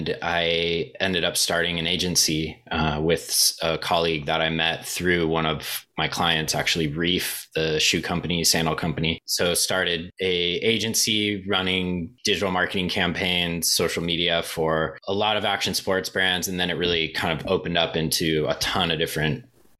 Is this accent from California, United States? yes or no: yes; Southern California, United States; I kind of started growing up in Southern California, being a surfer